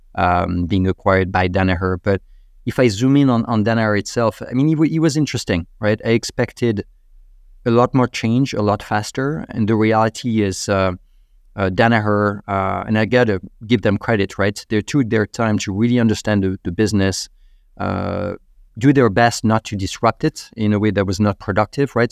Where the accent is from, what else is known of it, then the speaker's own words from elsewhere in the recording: Normandy, France; moved away as an adult; also born or lived in Paris, France; now in United States; I'm from Normandy in northern France